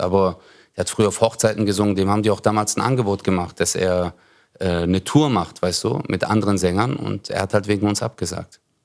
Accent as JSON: {"language": "German", "town": "Stuttgart", "region": "Baden-Württemberg", "country": "Germany", "tie": "born or raised there", "said": "ich bin geboren in Bad Cannstatt, also mhm. im Krankenhaus, mhm. so wie die meisten eigentlich. Und dann, äh, äh, aber da habe ich in Zatzenhausen gewohnt"}